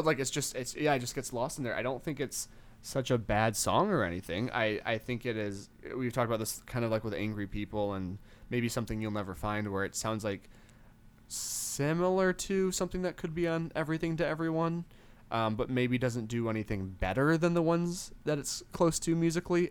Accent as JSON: {"language": "English", "region": "Western Michigan", "country": "United States", "tie": "born or raised there", "said": "growing up in Western Michigan"}